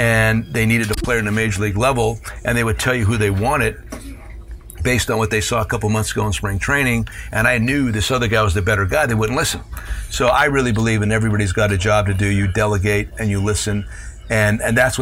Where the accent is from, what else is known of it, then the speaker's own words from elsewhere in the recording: Hazleton, Pennsylvania, United States; the cultures of my hometown, Hispanic and Anglo